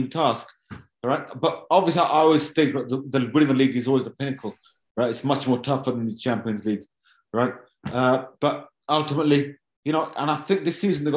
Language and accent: English; Wolverhampton, West Midlands, United Kingdom; My hometown club as well. So, you know, born in Wolverhampton.